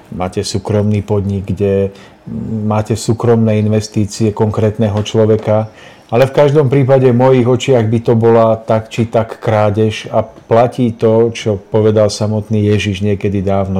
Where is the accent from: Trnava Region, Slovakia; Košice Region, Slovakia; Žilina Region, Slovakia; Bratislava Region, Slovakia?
Žilina Region, Slovakia; Nižná; u nás v Nižnej na Orave